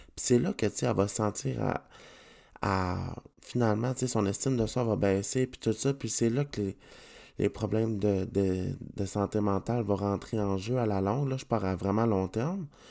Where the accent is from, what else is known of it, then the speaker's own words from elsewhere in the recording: Canada; je suis content d'être Canadien